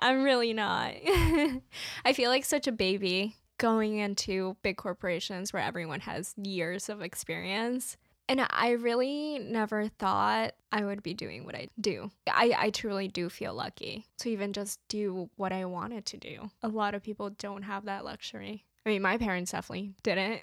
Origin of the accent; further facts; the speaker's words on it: New Jersey, United States; I grew up in New Jersey